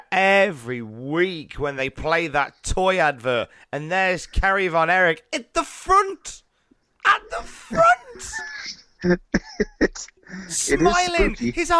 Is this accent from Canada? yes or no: no; United Kingdom; we're both British